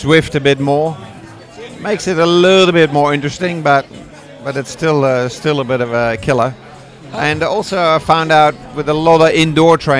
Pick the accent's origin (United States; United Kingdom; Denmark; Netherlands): Netherlands; also born or lived in New Zealand; now in Dubai, United Arab Emirates; I'm originally from the Netherlands.